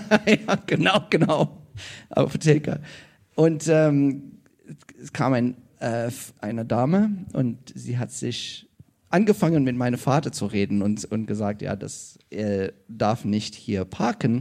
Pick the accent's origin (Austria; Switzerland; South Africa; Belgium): South Africa; German is a second language; moved away as an adult; now in Germany; ich komme ursprünglich aus Südafrika, wie ich schon gesagt habe. Ähm, ja, und wohne hier in Deutschland seit 17 Jahren